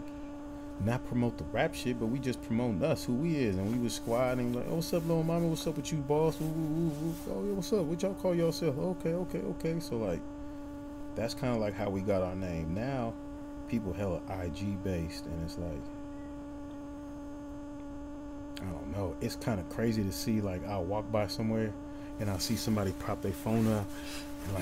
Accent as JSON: {"language": "English", "town": "Oakland", "region": "California", "country": "United States", "said": "I'm from Oakland"}